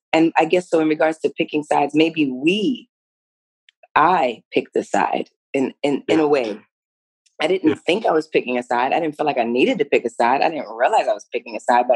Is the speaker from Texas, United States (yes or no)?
no; New York City, New York, United States; I grew up in New York City, you know, heart of the city, right there, melting pot for real